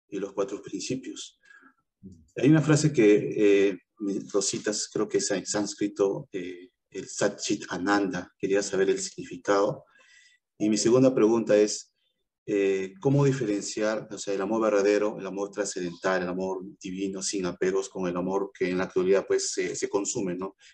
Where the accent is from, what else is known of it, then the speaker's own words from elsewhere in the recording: Peru; este, yo soy de Perú